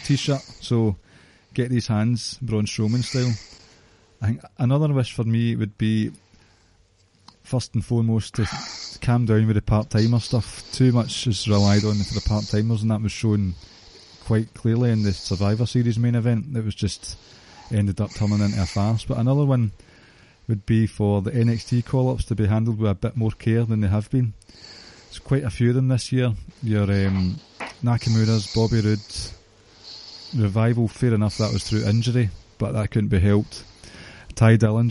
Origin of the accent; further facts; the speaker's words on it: Scotland, United Kingdom; we're from Scotland